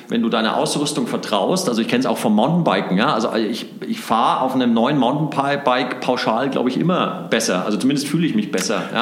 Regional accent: Nuremberg, Bavaria, Germany; weil als Nürnberger äh, lebst du ja vor den Toren von Herzogenaurach, da kriegt mhm. man das natürlich mit.

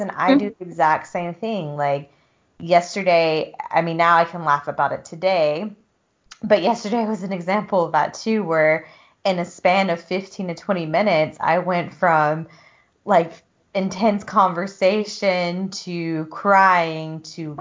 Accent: the South, United States; moved away as an adult; also born or lived in Utah; coming from a background, like a southern background of like people just don't talk about shit in the South

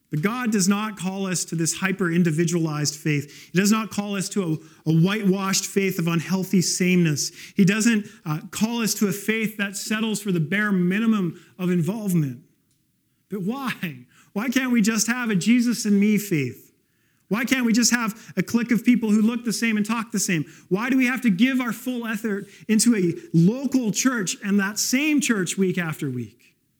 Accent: West Coast, Canada; moved away; I grew up on the West Coast

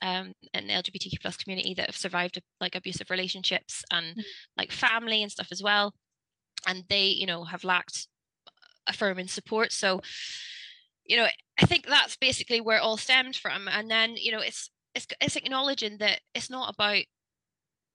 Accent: Northern Ireland, United Kingdom; now in Wales, United Kingdom; I'm originally from Northern Ireland, but I moved to Wales about 10 years ago now

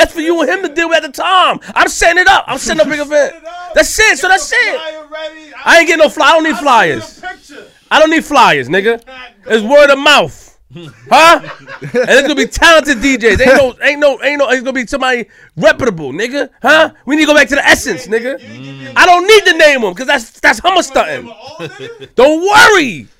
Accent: New York City, New York, United States; because I'm … I'm from Queens for a reason.

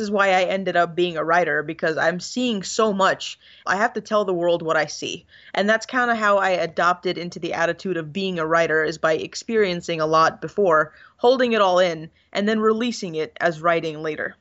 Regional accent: Egypt; moved away; I went back to Egypt, I not only visited my hometown and my family

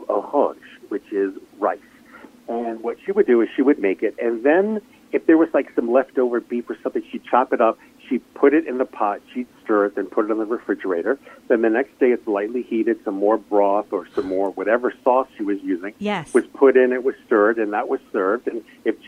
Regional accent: Fall River, Massachusetts, United States; also born or lived in New Bedford, Massachusetts / Providence, Rhode Island; growing up in Fall River and New Bedford and in Providence

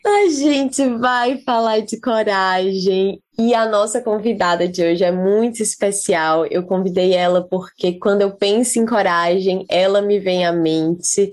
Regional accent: Fortaleza, Ceará, Brazil; moved away as an adult; now in New Zealand; Eu nasci em Fortaleza, já estava ali na capital

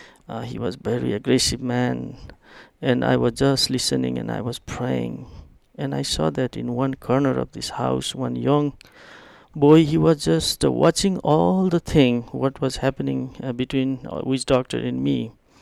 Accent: East Nepal, Nepal; English is a second language; I did it from Kathmandu to my hometown in East Nepal.

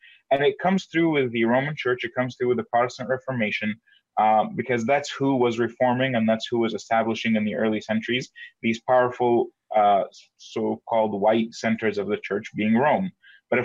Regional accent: Egypt; moved away; I would be considered African-American based on where I'm from. I was born in Egypt, and if Christianity was a white man's religion, I certainly would not be a Christian today, based on where I'm from.

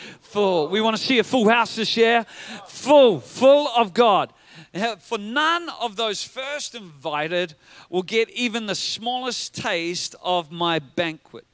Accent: Whanganui, Manawatū-Whanganui, New Zealand; growing up in Whanganui

